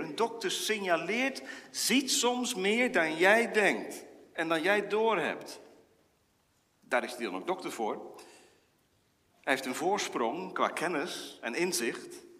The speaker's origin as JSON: {"language": "Dutch", "town": "Wezep", "region": "Gelderland", "country": "Netherlands", "tie": "born or raised there", "said": "Ik herinner mij uit mijn kindertijd in Wezep"}